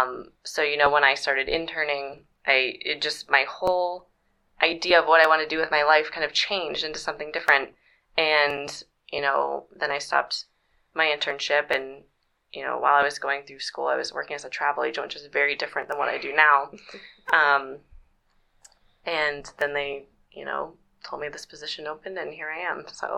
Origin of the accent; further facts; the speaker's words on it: New Hampshire, United States; moved away as an adult; now in Nampa, United States; I am from New Hampshire. I did my undergrad there in psychology